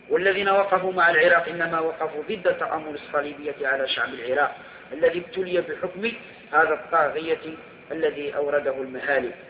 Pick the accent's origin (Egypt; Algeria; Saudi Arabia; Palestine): Algeria; بعد أن انتهينا من رحلة الحج المباركة ونزلنا أرض بلادنا الجزائر وقد رأينا عن قرب سوء الحال وما ألت إليه أوضاع المسلمين في الجزائر